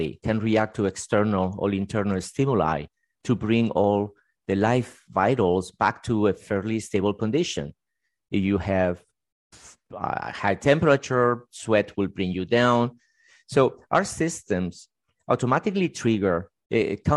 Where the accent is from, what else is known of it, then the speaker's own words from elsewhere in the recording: Spain; now in United States; I was actually born in Spain